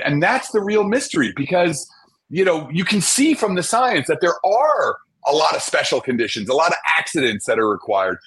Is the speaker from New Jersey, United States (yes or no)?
yes; New Jersey, United States; I grew up in Jersey, right across from the city, uh, New York City